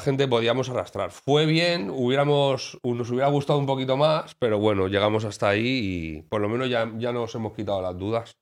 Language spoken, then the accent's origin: Spanish; Alicante, Valencian Community, Spain; como alicantino